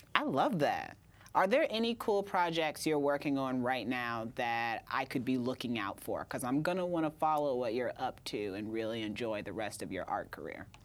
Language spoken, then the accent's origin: English; Indiana, United States; now in Brooklyn, United States; I'm from Indiana